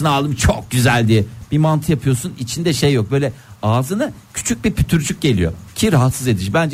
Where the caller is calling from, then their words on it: Istanbul, Turkey; ben İstanbul'dan.